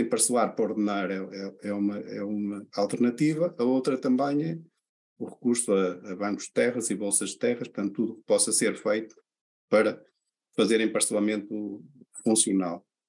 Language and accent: Portuguese; Portugal; a nossa maneira de ser como, como, como portugueses, não é? Portanto, nós, nós somos mais de, de falar do que fazer